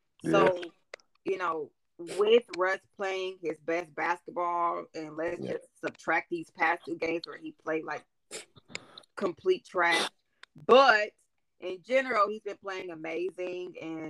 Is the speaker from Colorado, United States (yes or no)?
no; Texas, United States; I'm from Texas.